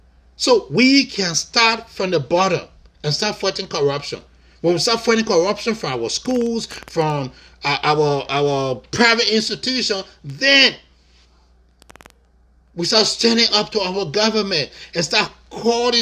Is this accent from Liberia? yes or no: yes; Buchanan, Grand Bassa County, Liberia; moved away; it takes me maybe less than an hour to get to my hometown, Buchanan.